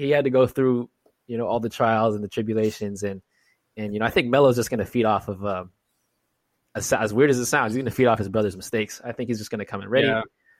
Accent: Los Angeles, California, United States; my hometown, Los Angeles Lakers.

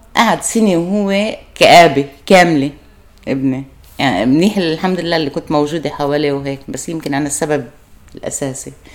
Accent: Lebanon; لجأوا أهلي على لبنان وأنا ولدت بلبنان

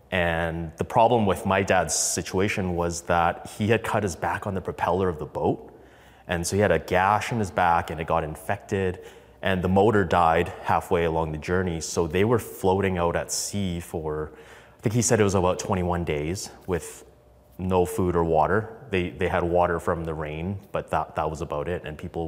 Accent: Indonesia; born there; I am an immigrant. I was born in Indonesia in a refugee camp on an island. And it's an interesting, fascinating story. My parents grew up in Vietnam. Our heritage were actually Chinese.

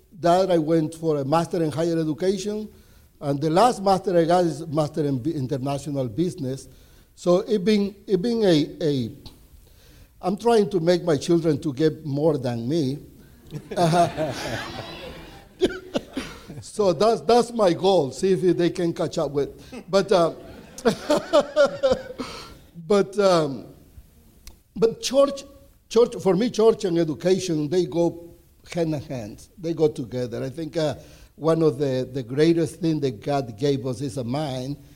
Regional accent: Nicaragua; first language Spanish; English is a second language; moved away as an adult; now in United States; I'm from Nicaragua

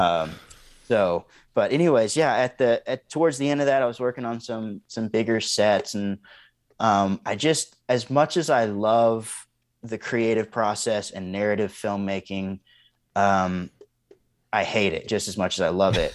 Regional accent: East Texas, United States; now in Montana, United States; born and raised in East Texas, the son of a basketball coach

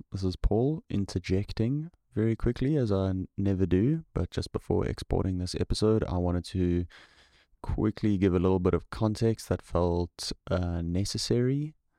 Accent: South Africa; it's just about the worst word that you can say as a South African.

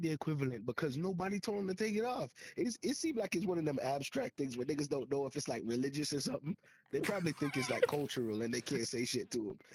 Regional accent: Jamaica; As a Jamaican, as a Jamaican, I grew up with it too

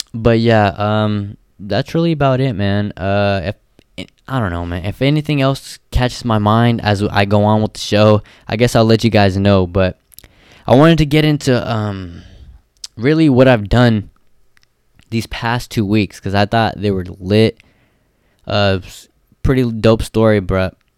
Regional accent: Stockton, California, United States; also born or lived in Livermore, California / Bay Area; I was born and raised in Stockton, uh, till about third grade

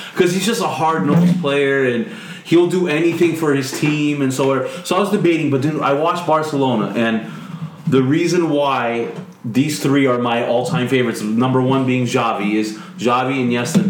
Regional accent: United States; also born or lived in Ukraine; I'm American

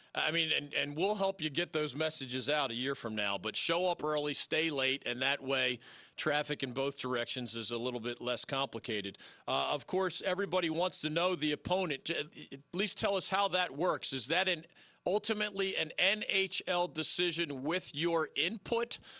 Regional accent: Philadelphia, Pennsylvania, United States; moved away; My hometown of Philadelphia

